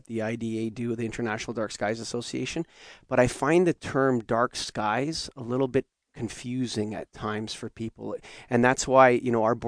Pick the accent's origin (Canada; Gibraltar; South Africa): Canada; As a Canadian